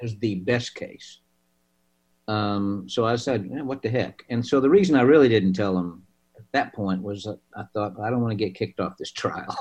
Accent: Oklahoma, United States; I'm from Oklahoma.

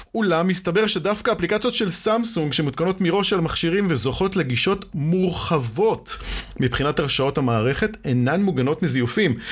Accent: Israel; אצלנו בישראל

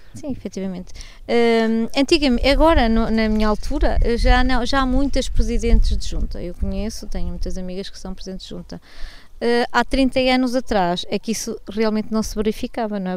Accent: Pinhão, Norte, Portugal; pela minha terra

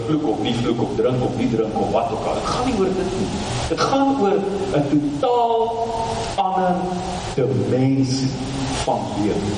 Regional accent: South Africa; ek Suid-Afrikaner

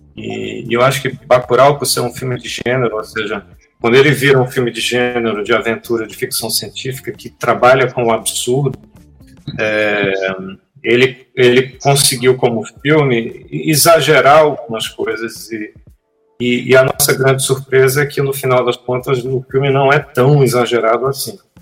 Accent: Pernambuco, Brazil; nós somos pernambucanos.

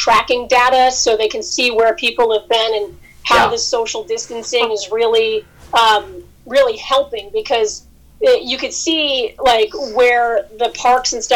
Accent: Albany, New York, United States; moved away as an adult; also born or lived in Boston, Massachusetts; I started in my hometown, Albany, New York

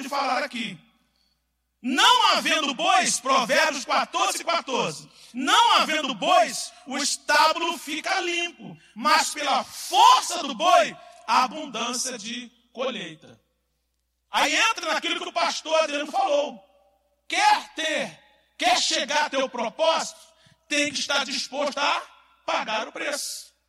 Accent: Brazil; Eu estou falando como brasileiro que sou e amo

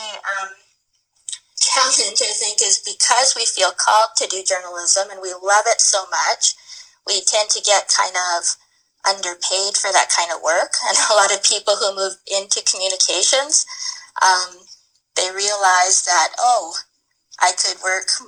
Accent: Edson, Alberta, Canada; also born or lived in Jasper, Alberta / Spruce Grove, Alberta / Edmonton, Alberta / Ontario; So I grew up in Edson, which is a little resource town in central Alberta, and then moved to Spruce Grove in grade 9

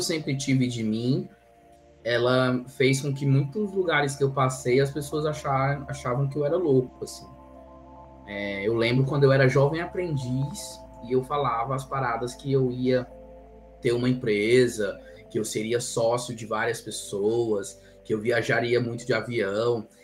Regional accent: Ceará, Brazil; now in Campinas, Brazil; Eu sou cearense

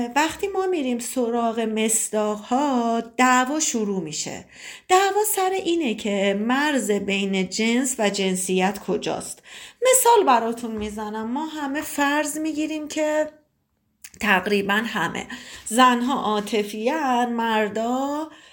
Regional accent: Tabriz, East Azerbaijan, Iran; سی و پنج سالمه متولد تبریزم

